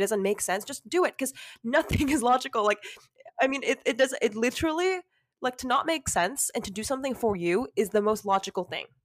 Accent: California, United States; I was born and raised in California

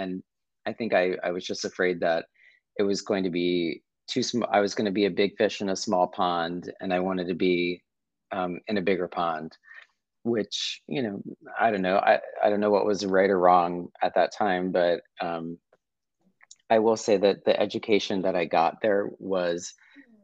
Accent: Chesapeake Beach, Maryland, United States; I grew up in a small town called Chesapeake Beach, Maryland

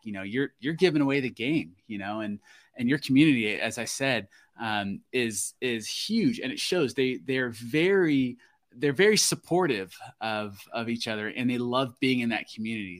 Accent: Florida, United States; now in Alaska, United States; that's my home state.

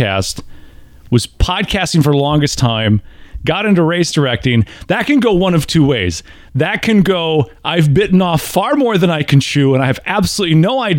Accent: Wisconsin, United States; now in Tennessee, United States; I'm born and raised in Wisconsin.

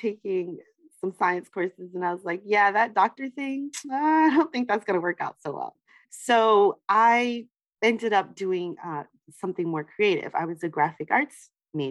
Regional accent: New York, United States; I grew up in New York, and I grew up in New York really in the 80s

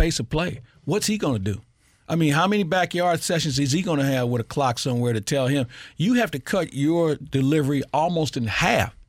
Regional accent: St. Louis, Missouri, United States; I grew up in Matthews Dickey

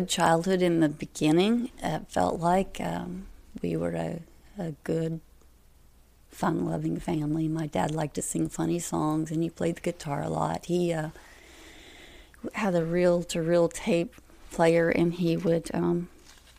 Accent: Carthage, Missouri, United States; I was born in raised around Carthage, Brooklyn Heights

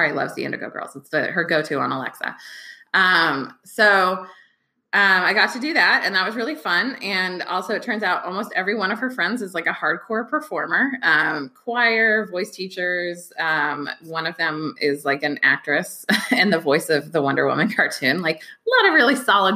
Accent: Bay Area, California, United States; moved away as an adult; also born or lived in Brooklyn / Los Angeles; I grew up in the Bay Area

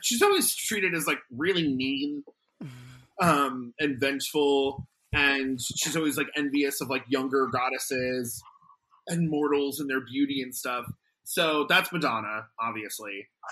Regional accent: Arizona, United States; now in New York, United States; my home state of Arizona

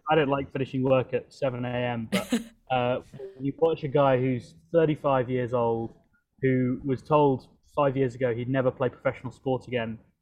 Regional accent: London, United Kingdom; moved away; my hometown of London

